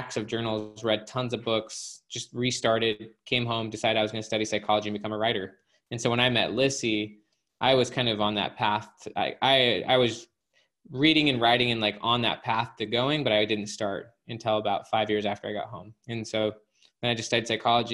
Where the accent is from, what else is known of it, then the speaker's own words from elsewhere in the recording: Utah, United States; I grew up in Utah, very religious family